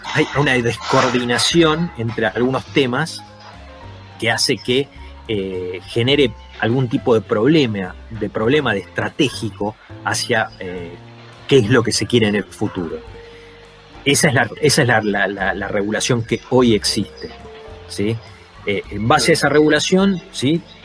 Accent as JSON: {"language": "Spanish", "country": "Argentina", "said": "somos nosotros, es Argentina"}